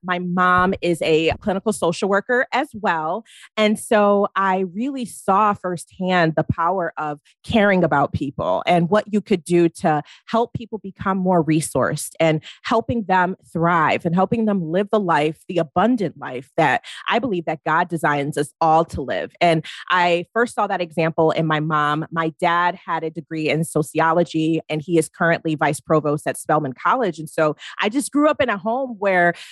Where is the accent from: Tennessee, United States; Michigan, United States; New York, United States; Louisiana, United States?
Michigan, United States; moved away as an adult; now in Orange County, United States; I'm from Michigan and I am a transplant to the greater LA area. I live in Orange County currently